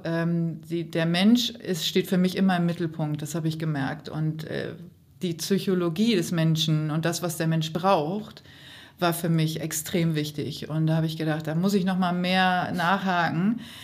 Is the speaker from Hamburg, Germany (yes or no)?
yes; Hamburg, Germany; als Hamburgerin